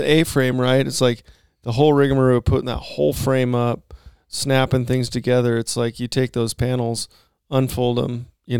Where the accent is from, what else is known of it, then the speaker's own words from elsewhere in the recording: Oregon, United States; He said, where are you boys from? I said, Oregon.